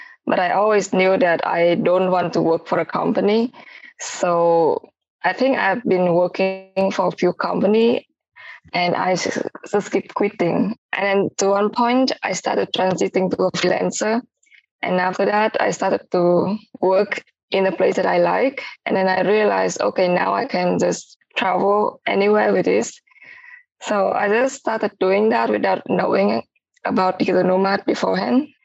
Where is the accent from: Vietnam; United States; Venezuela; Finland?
Vietnam; Ho Chi Minh City; moved away as an adult; also born or lived in Malaysia; I am from Saigon, Vietnam